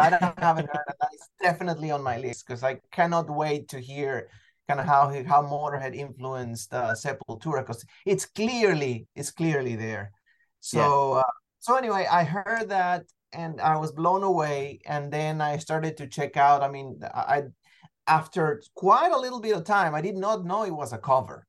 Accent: Venezuela; I mean, look, I'm originally from Venezuela, so I've always loved music more than anything else

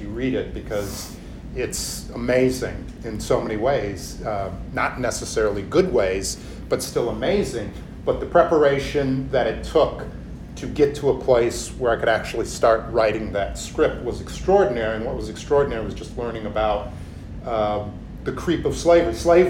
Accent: United States; I think as a person of color growing up in America

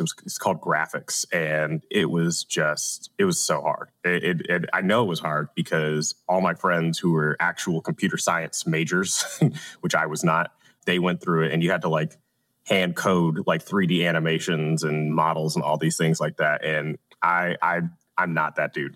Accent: Atlanta, Georgia, United States; I'm from Atlanta. I'm A T L, born, bred, and raised

